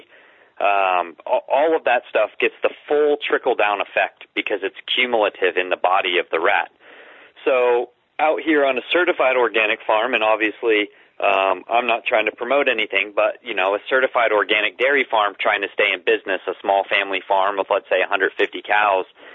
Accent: the South, United States; I grew up in the South in the real religious community

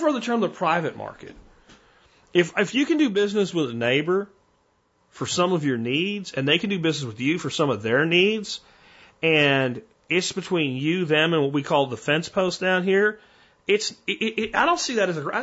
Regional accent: Pennsylvania, United States; moved away; Where I grew up in Pennsylvania

